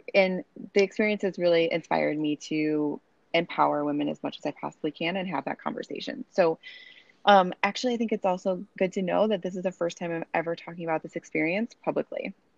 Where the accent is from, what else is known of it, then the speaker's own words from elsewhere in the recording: Chicago, Illinois, United States; now in Boise, United States; right now, I live in Boise, Idaho. I'm originally from Chicago